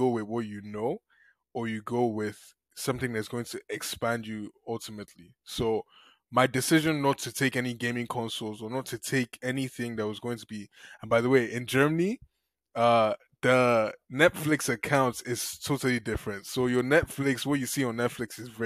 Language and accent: English; Lagos, Nigeria; moved away as an adult; now in United States; I came into the US alone at 18. I came in one suitcase from Nigeria up the shores of Lagos.